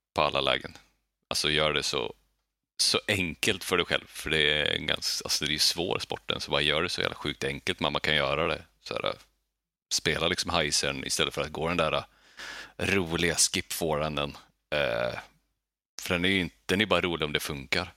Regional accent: Skellefteå, Västerbotten County, Sweden; now in Gothenburg, Sweden; jag är uppvuxen i Bergsbyn

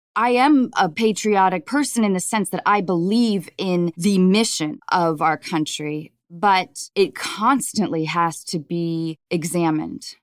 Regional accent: north of Seattle, Washington, United States; I grew up in Washington State, north of Seattle

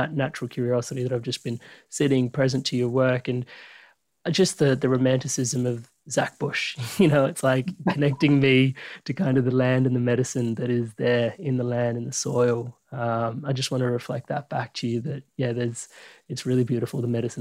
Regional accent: Australia; growing up in Australia, it's a really beautiful country

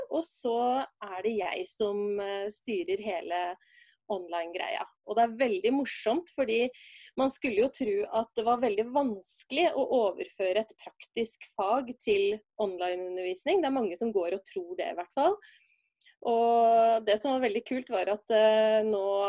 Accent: Brumunddal, Innlandet, Norway; Jeg er ei dame fra Brumunddal

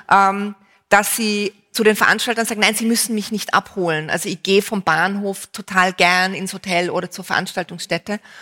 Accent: Vienna, Austria; bei uns in Wien

